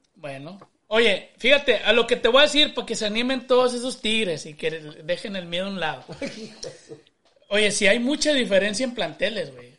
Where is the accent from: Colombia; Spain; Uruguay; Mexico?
Mexico; Monterrey, Nuevo León; yo soy de Monterrey, güey, pero de sangre alemana, compadre